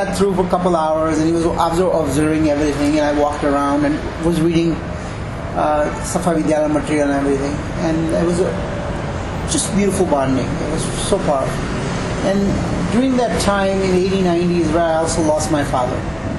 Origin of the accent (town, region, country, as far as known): Chicago, Illinois, United States